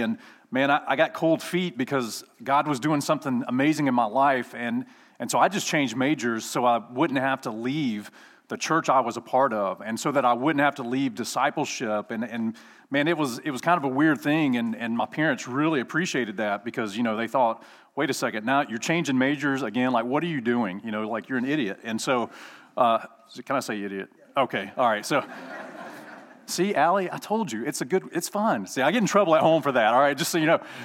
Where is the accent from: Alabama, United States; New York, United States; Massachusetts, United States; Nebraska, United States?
Alabama, United States; I'm from Alabama